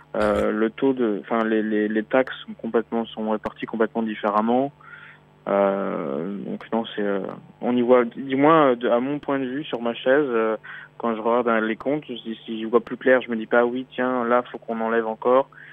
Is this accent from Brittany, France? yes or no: yes; Brittany, France; also born or lived in Beijing / Paris; now in Shanghai, China; Je suis breton à la base